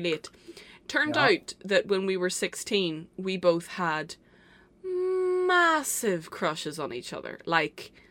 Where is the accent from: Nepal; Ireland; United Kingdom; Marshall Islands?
Ireland; our hometown